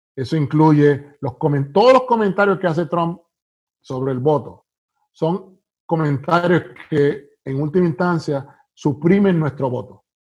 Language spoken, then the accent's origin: Spanish; Puerto Rico; also born or lived in United States; now in North Carolina, United States; nací en Estados Unidos, pero me crié en Puerto Rico, así que soy eh, puertorriqueño de pura cepa